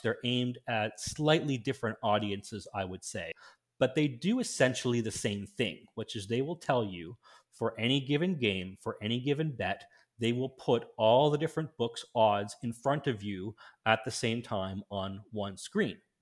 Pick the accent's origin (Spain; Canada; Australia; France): Canada; in my home country of Canada